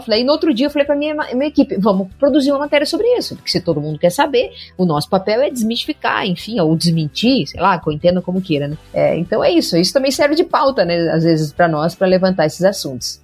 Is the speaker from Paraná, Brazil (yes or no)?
yes; a small town near Cascavel, western Paraná, Brazil; now in Cascavel, Brazil; a minha família é numa cidade próxima aqui chamada Palo Diamantina, uma cidade menor ainda, né, do que Cascavel. É, e eu sempre tive o agro na veia, porque é onde eu vivia, onde eu cresci